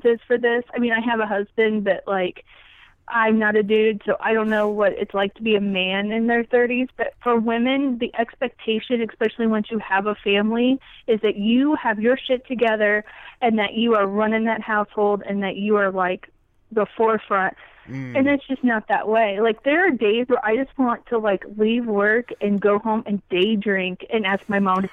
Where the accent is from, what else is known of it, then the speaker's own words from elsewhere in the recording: a small place in Indiana, United States; also born or lived in West Lafayette, Indiana; I'm not originally from West Lafayette. I'm from an even smaller place in bumfuck Indiana